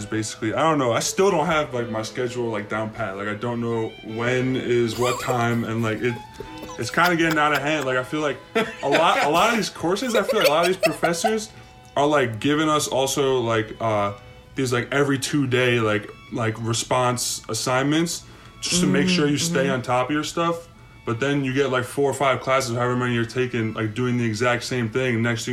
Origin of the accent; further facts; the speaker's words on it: New York, United States; I'm from New York